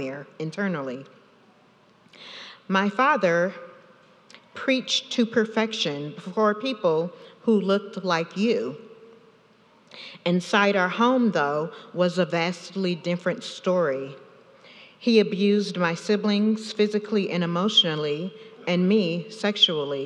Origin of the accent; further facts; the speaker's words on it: South Carolina, United States; also born or lived in Anchorage, Alaska; We came back to South Carolina 3 years after my birth